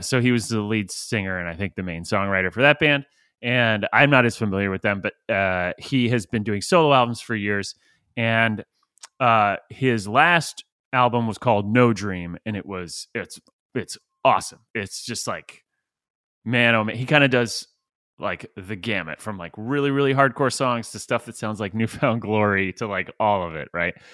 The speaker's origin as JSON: {"language": "English", "town": "St. Petersburg", "region": "Florida", "country": "United States", "tie": "born or raised there", "said": "I grew up in Saint Petersburg, Florida"}